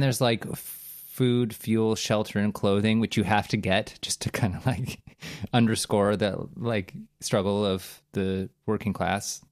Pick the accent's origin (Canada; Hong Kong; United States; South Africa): Canada; I'm from Canada